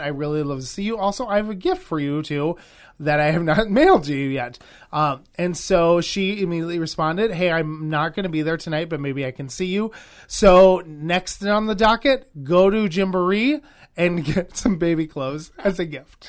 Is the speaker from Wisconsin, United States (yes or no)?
yes; Wisconsin, United States; also born or lived in Los Angeles; I grew up here in Wisconsin, but L A is definitely home.